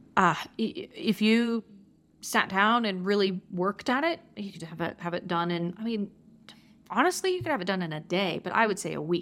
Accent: Georgia, United States; now in Durango, United States; I'm originally from Georgia

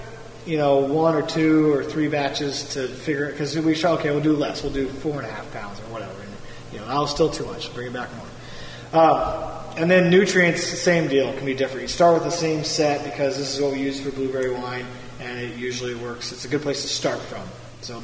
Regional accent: Oregon, United States; now in Homer, United States; I grew up in Oregon, like I said earlier, farming. Kind of. I was in the city, but all my aunts and uncles farmed, and I worked on the farm in the summer.

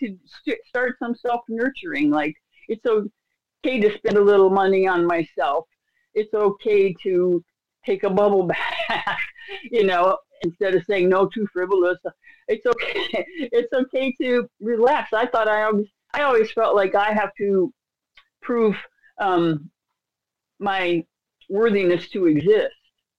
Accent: Iraq; Okay, well, I grew up in Iraq, you know, so, and I learned to be hypervigilant.

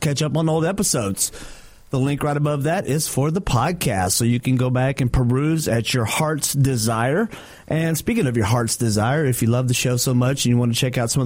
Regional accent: North Texas, United States; There's like five cement plants here in North Texas that are around my hometown.

